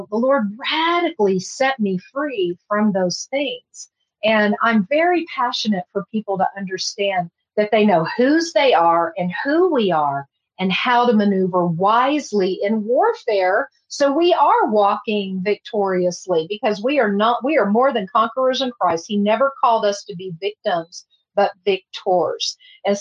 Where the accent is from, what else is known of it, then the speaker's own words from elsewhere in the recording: Texas, United States; I'm from Texas